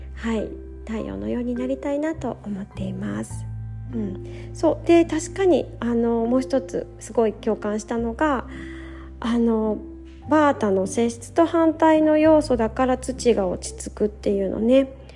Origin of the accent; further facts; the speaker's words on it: Japan; moved away as an adult; now in Manila, Philippines; 山の麓でね生まれ育ったからなのかなと思ってるんですけど昔から山登りもね私もよくしていて今でも一時帰国の旅に必ず一度は登ってますね